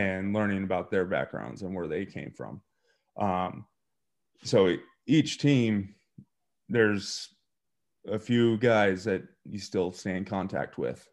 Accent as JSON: {"language": "English", "region": "eastern Montana", "country": "United States", "tie": "born or raised there", "moved": "as an adult", "lives_now": "Ohio, United States", "said": "I grew up in a small town in eastern Montana, about five thousand people."}